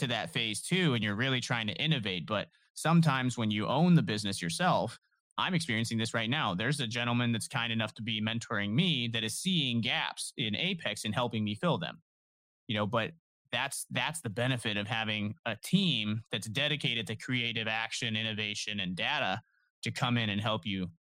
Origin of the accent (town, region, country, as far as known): Canton, Ohio, United States; born or raised there